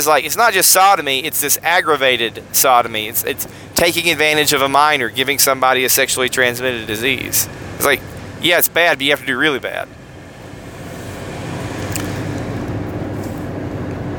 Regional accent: United States; as an American

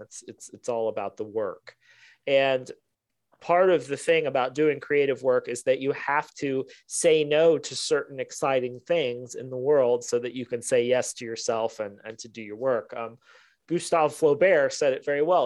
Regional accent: Ohio, United States; Midwestern, I'm from Ohio

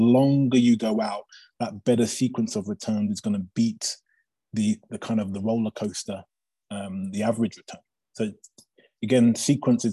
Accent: England, United Kingdom; moved away as an adult; now in Aspen, United States; it was growing up in England

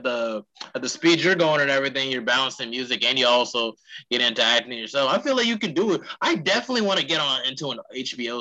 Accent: Charlotte, North Carolina, United States; in my hometown

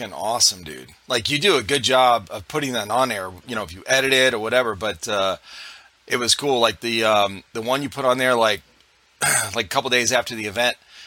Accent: Cleveland, Ohio, United States; now in South Carolina, United States; we're originally from Cleveland, Ohio

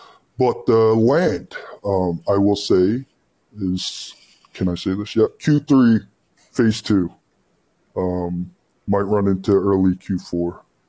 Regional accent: United States; moved away; I grew up in America and I'm basically American

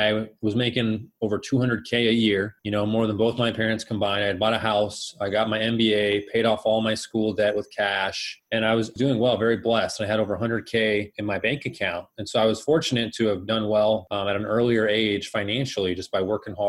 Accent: Phoenix, Arizona, United States; also born or lived in Colorado / Scottsdale, Arizona; I was born and raised here in Phoenix

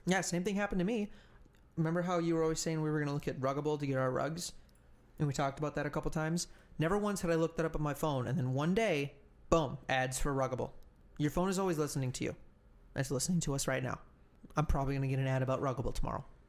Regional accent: United States

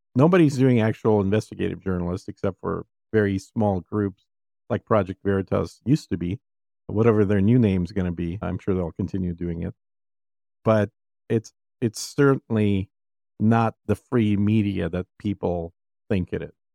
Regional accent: Minnesota, United States; now in Texas, United States; growing up in Minnesota

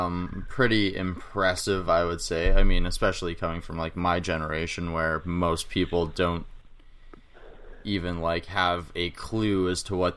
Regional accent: Canada; as a Canadian

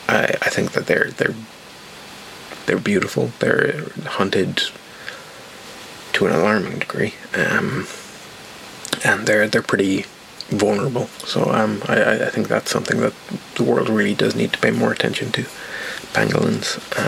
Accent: Ireland; Oh, I'm Irish, but I don't have a very strong accent, and I don't drink alcohol.

